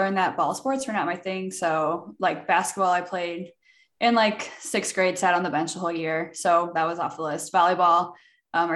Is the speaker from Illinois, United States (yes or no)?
yes; Peoria, Illinois, United States; moved away; also born or lived in St. Louis, Missouri; I'm from Peoria, Illinois. So halfway between Chicago and St. Louis, just kind of hanging out in the middle of Illinois